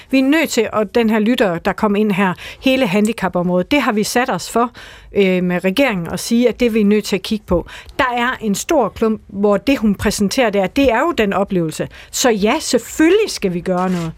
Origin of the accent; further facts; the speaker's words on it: Denmark; accent: Jutlandic; also born or lived in Aarhus; jeg er fra Jylland